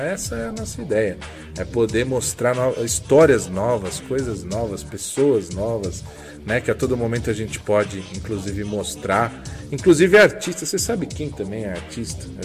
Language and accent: Portuguese; São Caetano do Sul, São Paulo, Brazil; São Caetano, minha quebrada também.